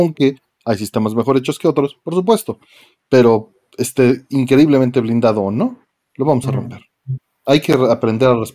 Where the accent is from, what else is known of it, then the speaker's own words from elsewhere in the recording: Mexico; Confirmo que es muy difícil llevar un buen negocio en México siendo mexicano.